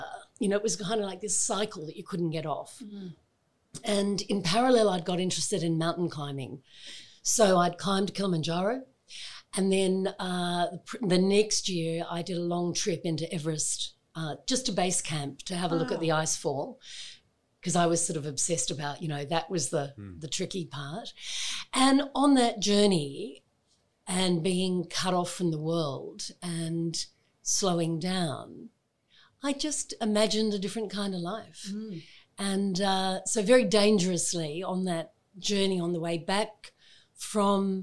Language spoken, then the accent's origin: English; Adelaide, South Australia, Australia; moved away as an adult; also born or lived in Sydney / Melbourne; I was born here in Adelaide and I went to school here and then also spent a chunk of time in Sydney as a child and we came back to Adelaide.